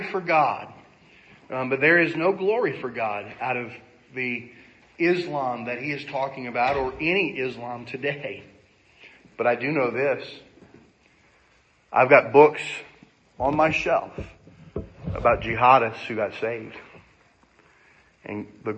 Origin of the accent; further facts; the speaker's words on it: United States; I'm an American